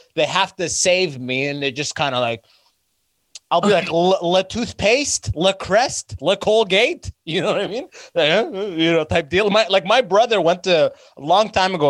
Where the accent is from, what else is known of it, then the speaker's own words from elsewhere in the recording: London, Ontario, Canada; where I'm from, like uh, where I grew up in London, Ontario